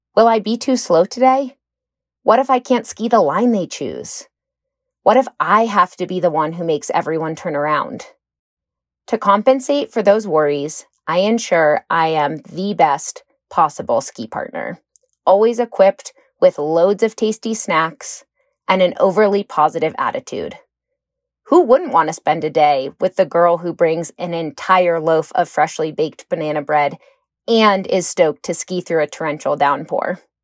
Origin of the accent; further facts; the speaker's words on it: Washington, District of Columbia, United States; moved away as an adult; also born or lived in Portland, Oregon; Growing up in Washington, D.C.